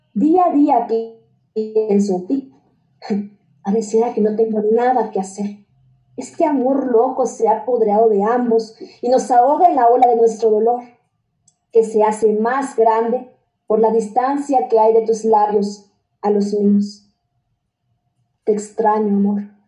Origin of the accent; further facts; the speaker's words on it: Chiapas, Mexico; soy de Chiapas